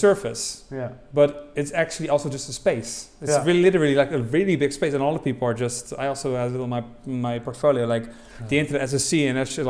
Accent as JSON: {"language": "English", "town": "Rotterdam", "region": "South Holland", "country": "Netherlands", "said": "I come from Rotterdam"}